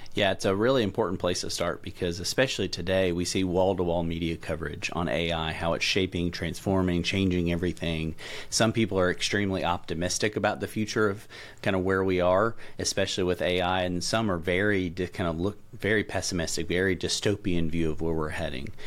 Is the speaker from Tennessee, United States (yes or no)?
yes; middle Tennessee, United States; moved away as an adult; now in Louisville, United States; I'm a native Tennessean, so I grew up in Tennessee, uh, middle Tennessee specifically